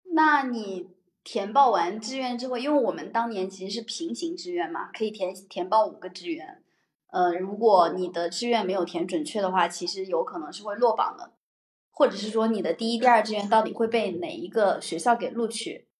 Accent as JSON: {"language": "Chinese", "region": "Henan", "country": "China", "said": "河南的我"}